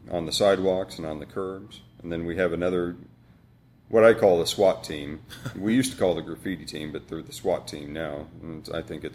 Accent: Johnson County, Kansas, United States; I grew up, I mean, I grew up in Johnson County

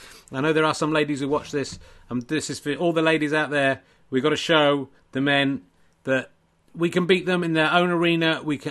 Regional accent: South West England, United Kingdom; accent: Somerset; it's because I'm from Somerset

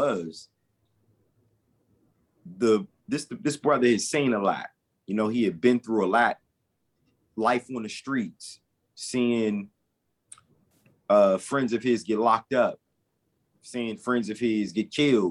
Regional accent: Washington, District of Columbia, United States; also born or lived in Maryland; Growing up in Fallsville, Maryland, Washington, D.C.

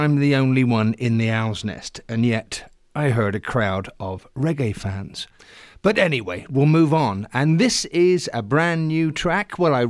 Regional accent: England, United Kingdom; moved away as an adult; I grew up in England listening to Trojan Records, great releases through the late 60s and 70s

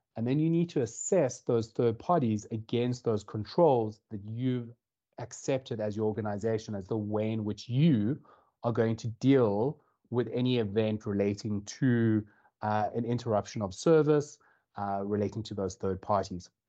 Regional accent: South Africa; moved away as an adult; now in Dublin, Ireland; as you can tell, or potentially tell from the accent, I'm from South Africa. I moved over to Ireland uh, about two years

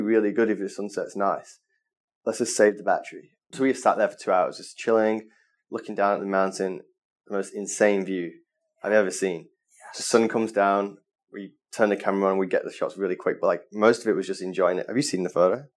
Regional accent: Manchester, North West England, United Kingdom; moved away as an adult; now in Bali, Indonesia

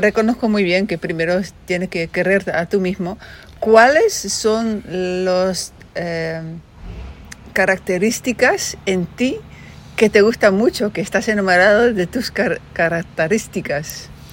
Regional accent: Netherlands

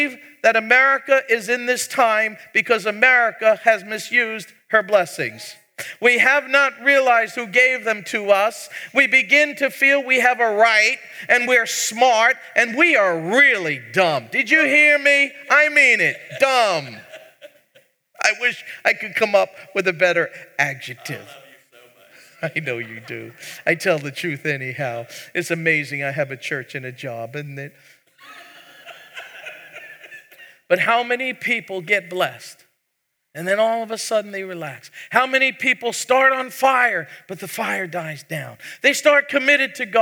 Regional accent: New York City, New York, United States; moved away; I'm from New York. We get emphatic. We punch it out. In fact, I was born in the same hospital as President Trump.

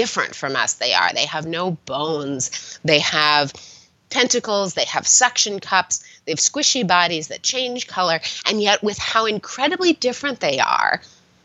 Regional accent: Southern California, United States; I grew up in California, in Southern California

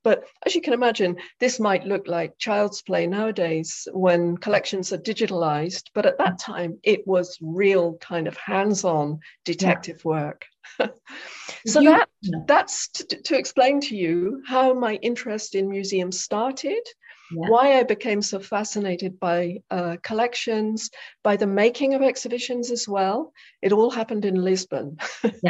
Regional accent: South West England, United Kingdom; now in Netherlands; I was born in England, in the southwest of England, in a very rural area. And I grew up in a household that was full of books

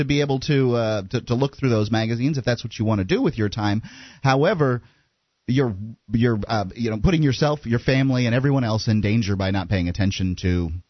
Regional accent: Bradenton, Florida, United States; now in New Hampshire, United States; I'm from Bradenton, Florida.

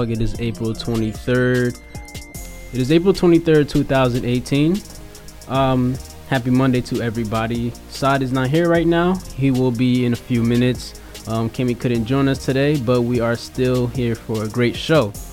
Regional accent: Haiti; English is a second language; And then she asked me where am I from? And I said, I'm from Haiti.

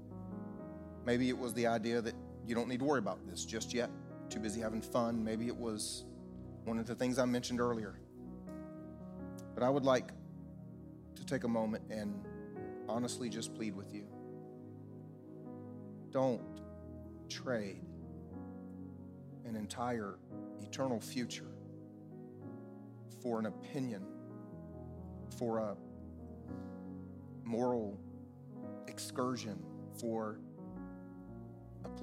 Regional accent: the South, United States; I grew up here in the South

